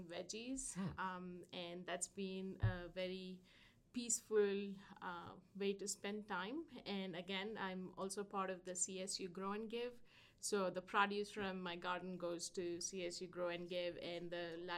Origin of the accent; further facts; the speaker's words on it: India; moved away as an adult; I come from India